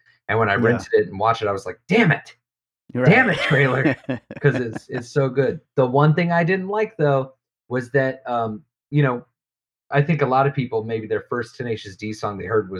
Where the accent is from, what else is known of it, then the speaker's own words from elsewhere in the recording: the Bible Belt, United States; I come from the Bible Belt